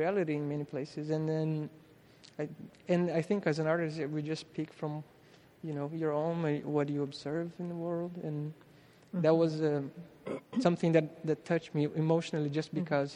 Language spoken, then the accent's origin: English; Brazil; moved away; growing up in Brazil